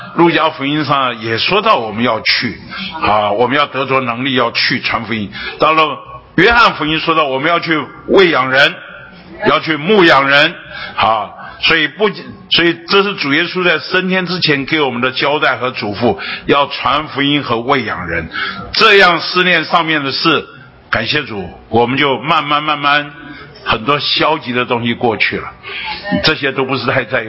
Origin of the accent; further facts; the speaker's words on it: Taiwan; 我是土生土长的北投人呐，八斗里人呐。 啊，就是我土生土长的北头，那我这一辈子除了当兵离开这里两年以外，除了工作离开这里一， 一， 一， 一两年以外，那大部分时间我都在这里